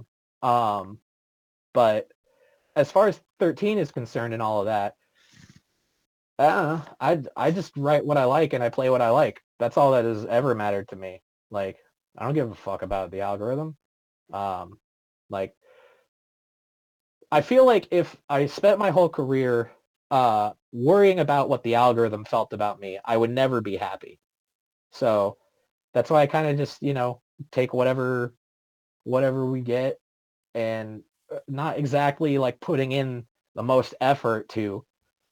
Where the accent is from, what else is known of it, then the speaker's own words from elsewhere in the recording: East Bay, San Francisco Bay Area, California, United States; moved away as an adult; now in Texas, United States; my hometown, which out in the Bay Area, in the, like the East Bay area